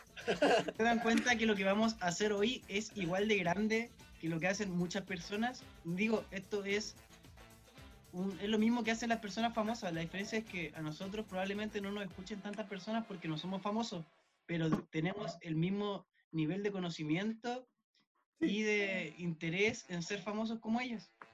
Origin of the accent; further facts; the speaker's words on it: Chile; nuestro país, de Chile